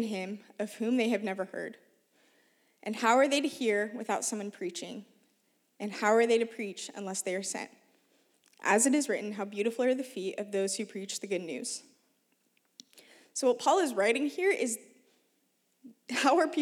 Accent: Oregon, United States; I grew up in Oregon, one of the most unchurched regions of the U.S.

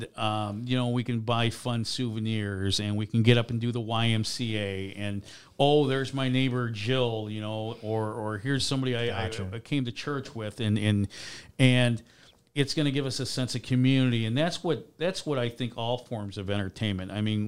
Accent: Chicago, Illinois, United States; And I grew up in Chicago, too, so I got to see the worst baseball team in history, the Cubs, along with playing day games.

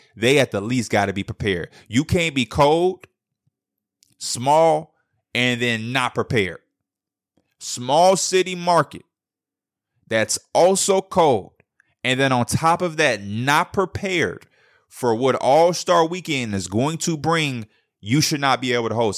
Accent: Chicago, Illinois, United States; I'm from the Midwest, I'm from Chicago

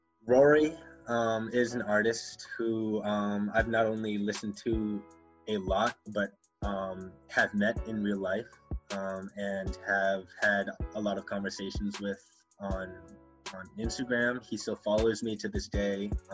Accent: Philippines; And he's Filipino. I'm Filipino, by the way.

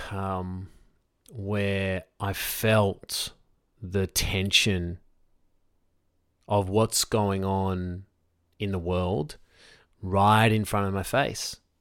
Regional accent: Sydney, New South Wales, Australia; I'm in Sydney, Australia. I grew up basically on the North Shore.

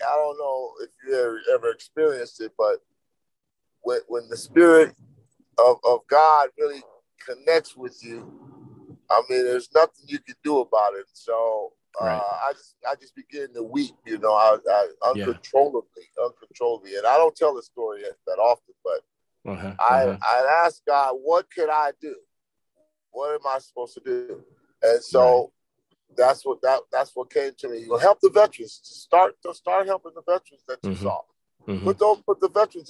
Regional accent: East Palo Alto, California, United States; also born or lived in San Francisco; grew up in East Palo Alto and San Francisco

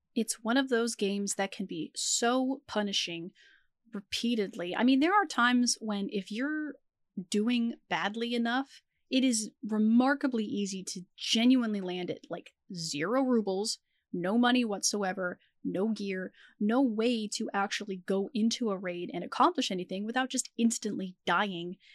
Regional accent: United States; as an American citizen. We have taxes here in the U S

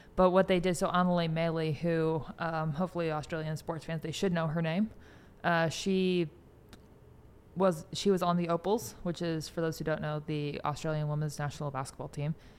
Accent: Bay Area, California, United States; moved away; I grew up in the Bay Area

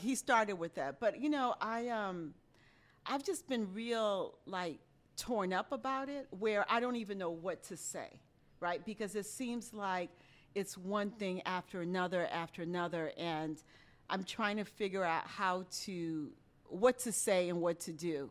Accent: Haiti; moved away; I grew up in Haiti

